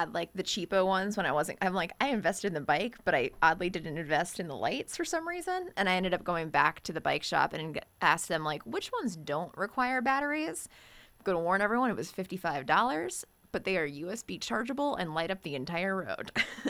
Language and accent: English; Woodlake, Virginia, United States; I grew up in Woodlake out in the suburbs where we have bike paths everywhere, which is nice.